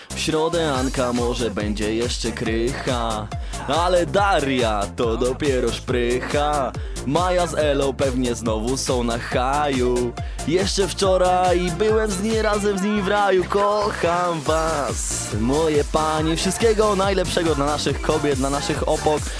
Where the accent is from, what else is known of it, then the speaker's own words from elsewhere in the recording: near Chojnice, Pomeranian Voivodeship, Poland; też mieszkaniec Chojnic, gdzie, e, skąd blisko ja pochodzę